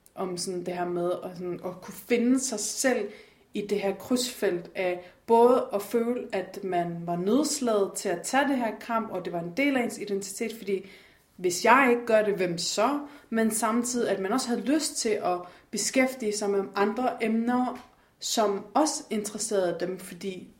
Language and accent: Danish; Denmark; jeg er fra Jylland